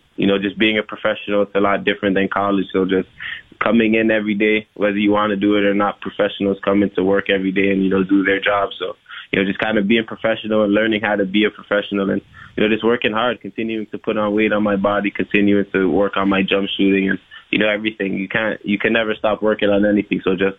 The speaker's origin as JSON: {"language": "English", "town": "Toronto", "region": "Ontario", "country": "Canada", "tie": "born or raised there", "said": "being a part of the Raptors organization is, you know, what I dreamed of growing up in Toronto."}